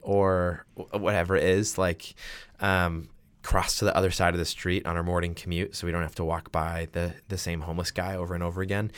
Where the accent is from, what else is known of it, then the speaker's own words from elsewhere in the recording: Massachusetts, United States; I am from Massachusetts